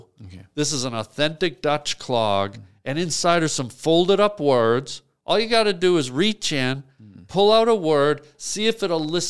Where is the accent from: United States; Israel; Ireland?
Ireland; How the hell did you know it's from Ireland, Fred?